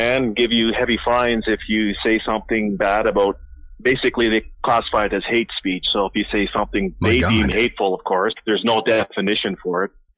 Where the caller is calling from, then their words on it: Alberta, Canada; Alberta, Canada. Yeah, I called the other night there.